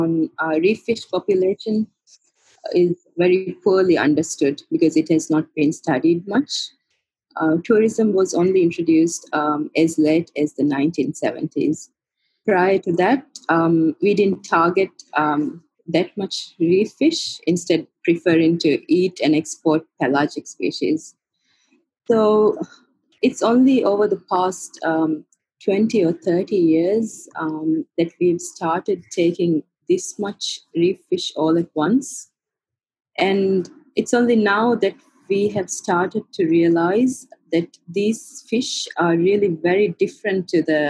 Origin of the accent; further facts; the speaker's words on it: Maldives; I was born in the Maldives and grew up here